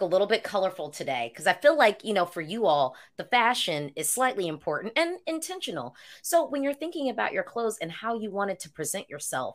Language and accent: English; United States; I'm an American